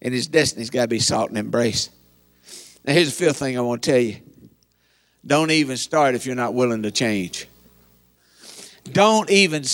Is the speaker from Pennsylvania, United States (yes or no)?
no; Eastern Kentucky, United States; I'm from Eastern Kentucky